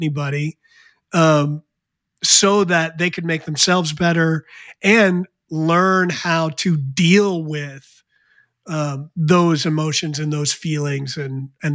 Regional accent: New Jersey, United States; when I was a kid, I grew up in New Jersey

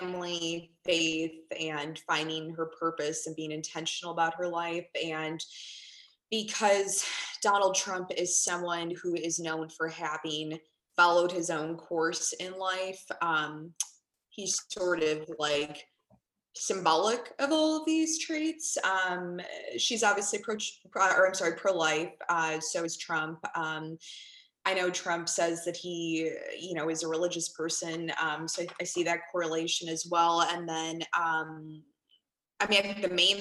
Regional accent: Chicago, Illinois, United States; I grew up again in Chicago, which is a melting pot

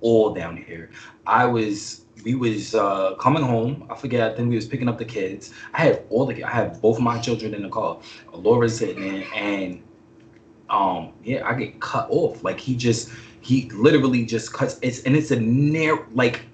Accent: New York, United States; moved away

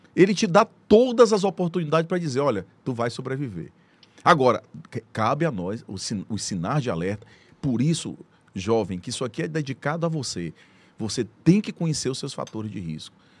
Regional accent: Teresina, Piauí, Brazil; also born or lived in São Paulo; muito feliz por ser piauiense, por ser teresinense, amo minha terra. Meu sonho sempre foi voltar para Teresina

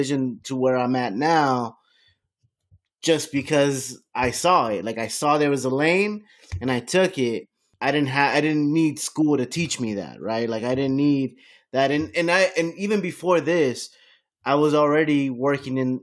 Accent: Miami, Florida, United States; I grew up in Miami.

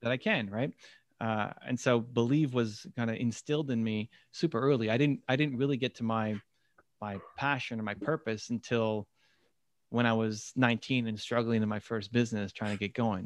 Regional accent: Toronto, Ontario, Canada; I'm from Toronto

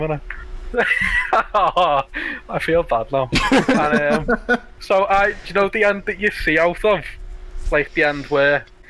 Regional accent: Liverpool, North West England, United Kingdom; I'm from Liverpool.

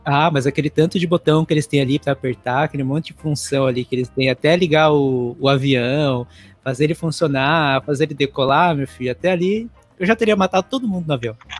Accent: Teixeira de Freitas, Bahia, Brazil; also born or lived in São Paulo / Florianópolis; now in United States; na cidade que eu nasci, que é em Teixeira de Freitas, na Bahia.

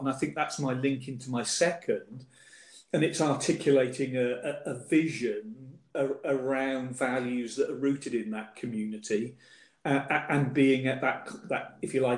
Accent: Reading, South East England, United Kingdom; I'm a local boy. I grew up in Reading

